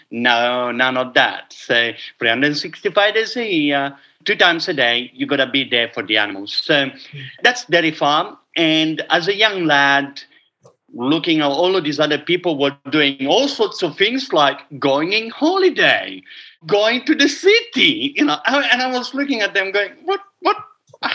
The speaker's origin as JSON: {"language": "English", "country": "Italy", "tie": "born or raised there", "said": "Okay, so growing up in a dairy farm, it's not as romantic as you would like it to be. I can make an Italian romantic"}